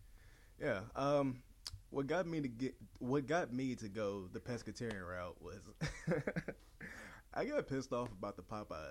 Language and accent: English; Nashville, Tennessee, United States; I'm originally from East Nashville.